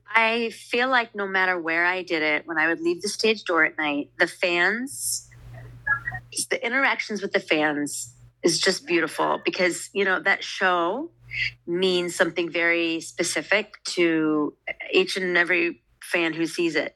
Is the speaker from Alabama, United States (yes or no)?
no; Southern California, United States; moved away; I'm from Southern California